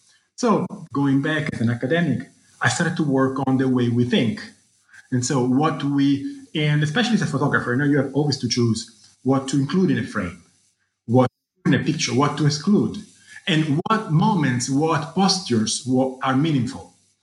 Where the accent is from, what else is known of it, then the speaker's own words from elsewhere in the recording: Rome, Lazio, Italy; I was born in Rome, where I grew up and did my high school and undergraduate. And actually, I wanted to study classics, you know, my own culture and civilization.